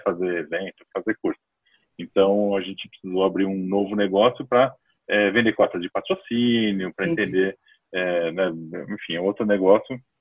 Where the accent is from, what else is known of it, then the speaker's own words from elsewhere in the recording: São Paulo, Brazil; Eu sou de São Paulo, nasci aqui em São Paulo mesmo